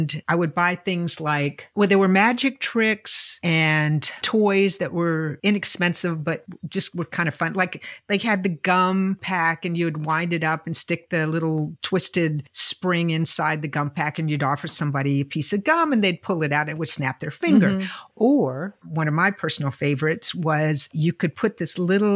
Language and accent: English; Virginia, United States; I'm from Virginia